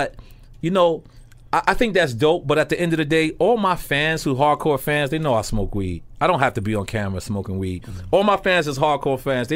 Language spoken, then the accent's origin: English; New York City, New York, United States; I'm from Queens.